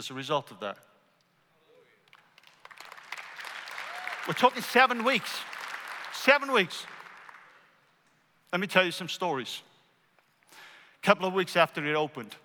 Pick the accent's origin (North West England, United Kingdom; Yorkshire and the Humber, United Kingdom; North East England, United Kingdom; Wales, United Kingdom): Wales, United Kingdom; moved away as an adult; now in United States; I grew up in Wales with stories of the Welsh Revival in 1904.